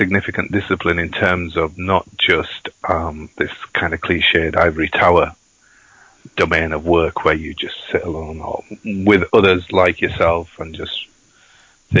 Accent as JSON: {"language": "English", "town": "Bradford", "region": "Yorkshire and the Humber", "country": "United Kingdom", "tie": "born or raised there", "said": "I was born and brought up in Bradford"}